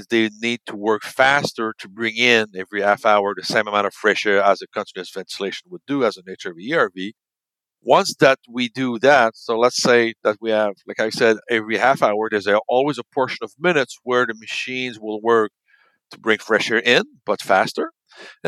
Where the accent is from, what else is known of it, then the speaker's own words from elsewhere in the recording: Canada; we're from Canada